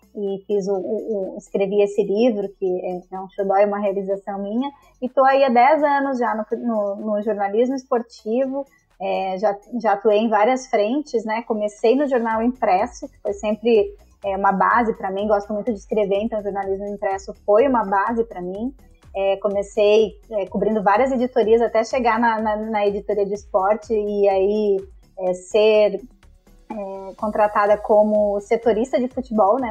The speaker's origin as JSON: {"language": "Portuguese", "region": "Rio Grande do Sul", "country": "Brazil", "also_born_or_lived": "Santa Catarina", "moved": "yes", "said": "sou gaúcha, mas depois de um tempo fui morar em Santa Catarina"}